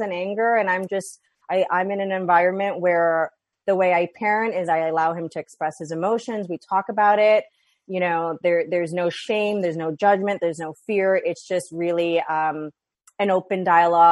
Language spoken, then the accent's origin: English; New York, United States; now in West Coast, United States; I had no family or friends here, you know, in the West Coast. I'm from New York. All of them are back home.